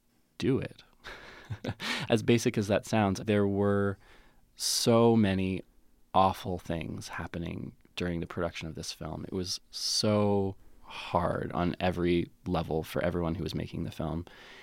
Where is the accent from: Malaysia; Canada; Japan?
Canada; Calgary, Alberta; born there; also born or lived in West Coast; because I was born in Calgary and then moved west and lived on the West Coast.